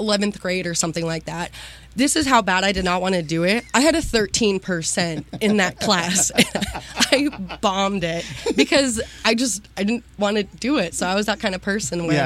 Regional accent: Waterford, Pennsylvania, United States; I grew up actually in a little town about 20 minutes south of Erie, Pennsylvania, in Waterford. Born and raised

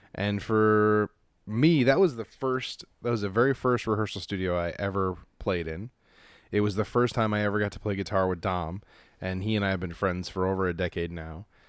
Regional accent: Los Angeles, California, United States; I grew up in Los Angeles

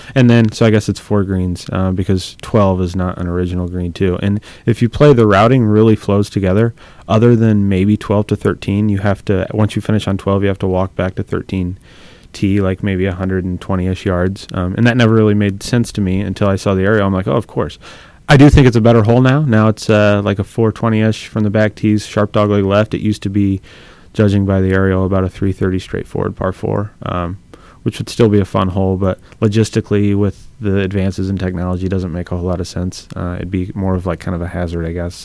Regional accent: Bloomington, Illinois, United States; I grew up in Bloomington Normal um, at a public golf course

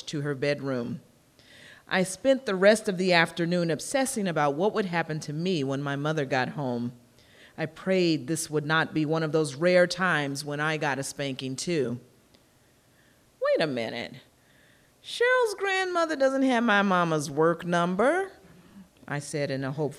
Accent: Kansas City, Missouri, United States; I grew up in Kansas City, Missouri in the 1960s and 1970s

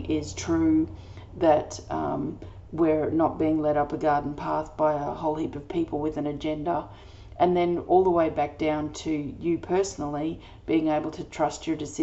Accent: Australia; I'm an Australian energy healer

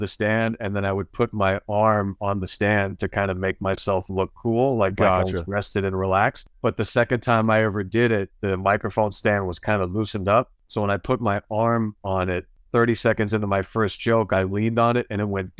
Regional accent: Schuylkill County, Pennsylvania, United States; moved away as an adult; also born or lived in Harrisburg, Pennsylvania; now in California, United States; Grew up, born and raised in Pennsylvania. So I grew up, I like to tell people away from Pennsylvania that I'm from Philly unless you're from Philly, and then I'm from a whole other place.

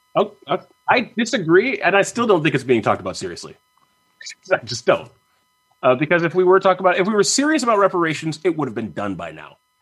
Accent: Virginia, United States; now in North Carolina, United States; I live in North Carolina. I was born in Virginia.

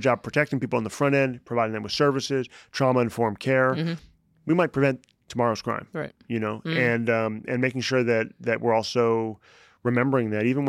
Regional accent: Chicago, Illinois, United States; also born or lived in New York; We moved to Chicago, and I was there for first grade through high school.

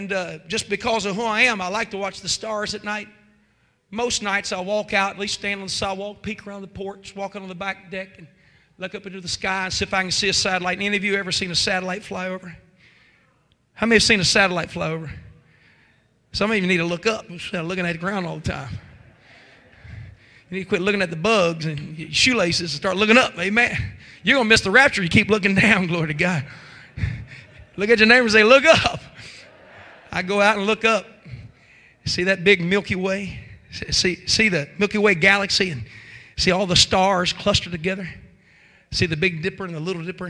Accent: West Virginia, United States; I guess I'm from West Virginia.

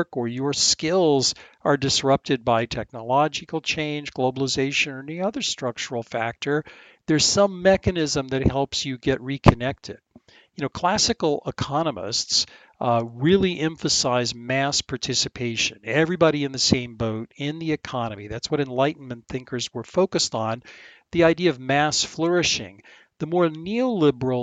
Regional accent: Apopka, Florida, United States; I grew up in the middle of nowhere, a little town called Apopka, Florida

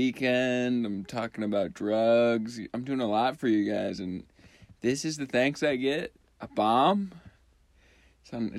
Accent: Minnesota, United States; I'm from Minnesota, but we say pop

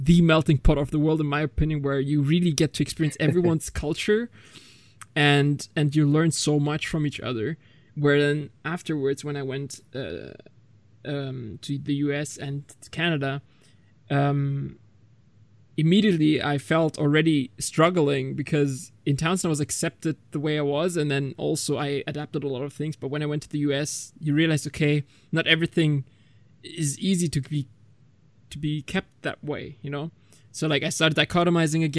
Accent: Germany; I was born and raised in Germany, but my family's full Turkish

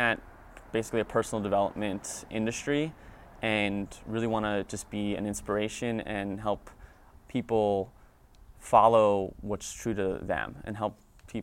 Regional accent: Nutley, New Jersey, United States; moved away as an adult; now in California, United States; I am from Nutley, New Jersey. I am 26 years old, moved out to California a little over 3 years ago.

